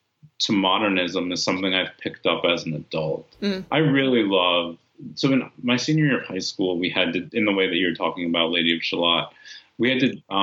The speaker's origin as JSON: {"language": "English", "region": "California", "country": "United States", "tie": "born or raised there", "also_born_or_lived": "New York", "said": "at that time, when I'm growing up in California and in upstate New York, not seeing many people who had the experience that I had"}